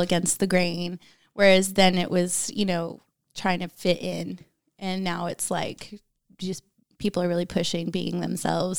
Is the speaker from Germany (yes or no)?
yes; Germany; moved away; growing up in Germany